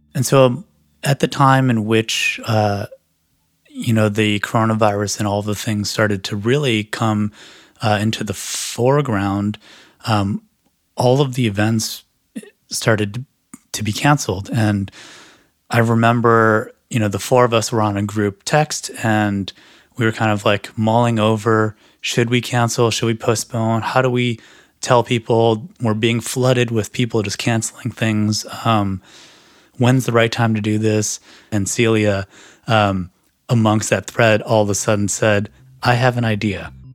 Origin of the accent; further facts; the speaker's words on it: Chicago, Illinois, United States; now in Los Angeles, United States; I live in Los Angeles, uh, originally from Chicago